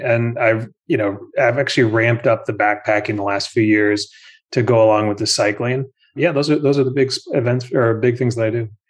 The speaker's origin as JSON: {"language": "English", "region": "Minnesota", "country": "United States", "tie": "born or raised there", "also_born_or_lived": "New Jersey", "moved": "as an adult", "said": "growing up in Minnesota"}